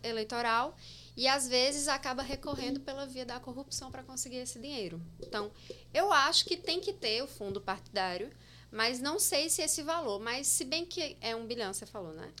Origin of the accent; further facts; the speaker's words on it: Itaporanga, Paraíba, Brazil; moved away as an adult; also born or lived in Osasco, São Paulo; now in João Pessoa, Brazil; Nasci em Osasco, logo depois, uns seis anos depois, eles se divorciaram. Me mudei para Itaporanga com minha mãe. E lá eu vivi até 2009